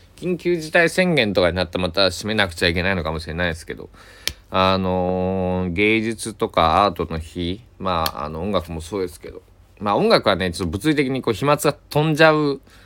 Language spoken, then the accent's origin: Japanese; Kochi, Japan; moved away; 僕 は高知県佐伯市で生まれ育ったんで